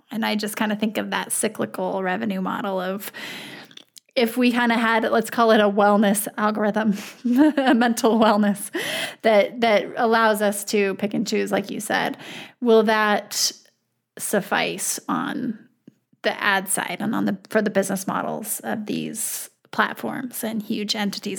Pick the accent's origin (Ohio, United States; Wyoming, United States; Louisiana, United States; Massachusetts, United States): Wyoming, United States; now in South Dakota, United States; I'm actually from Wyoming